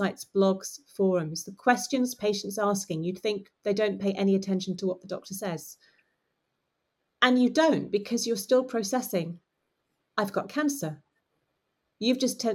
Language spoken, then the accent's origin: English; United Kingdom; we're British